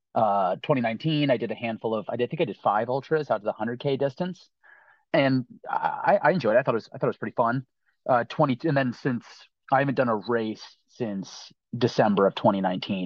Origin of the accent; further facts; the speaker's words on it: Roxbury, Connecticut, United States; I'm from Roxbury, Connecticut, so a small town in southern Litchfield County in northwest Connecticut